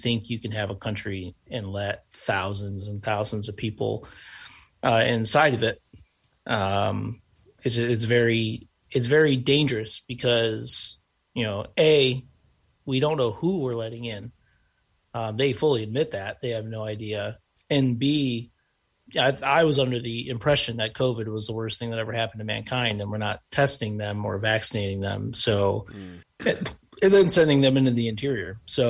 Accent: Niagara Falls, New York, United States; moved away; I grew up on the American border. For 18 years of my life, I lived on the border, and we had a lot of problems as in Niagara Falls, New York

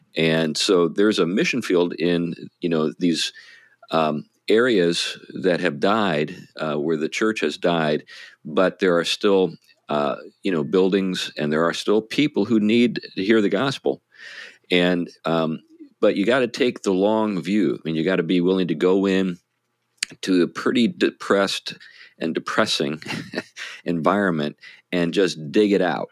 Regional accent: New England, United States; we're from New England

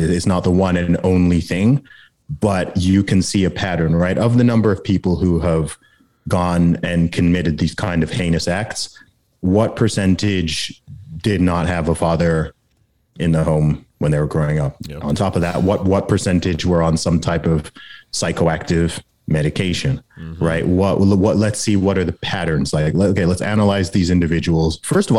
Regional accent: Saudi Arabia; Actually, every Friday, not every Sunday, because I grew up in Saudi Arabia. So Friday is the Sabbath there.

